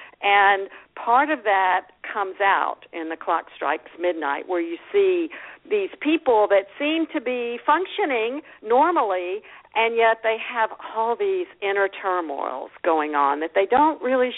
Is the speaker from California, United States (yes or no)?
no; High Point, North Carolina, United States; also born or lived in Winston-Salem, North Carolina; I grew up in High Point, North Carolina, which is in the Piedmont part of North Carolina, near Greensboro, Winston-Salem, that area. I was actually born in Winston-Salem, but I grew up in High Point, and it was a great place to grow up.